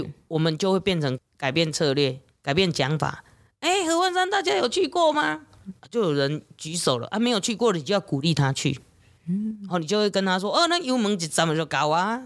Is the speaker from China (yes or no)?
no; Taiwan; 我们台湾人的这种个性